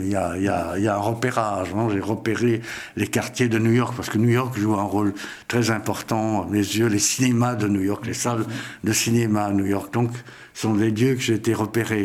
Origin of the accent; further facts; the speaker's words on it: Vienna, Austria; moved away; je suis né à Vienne, en Autriche, et j'ai quitté l'Autriche dans des circonstances pas pareil à celle de Cyril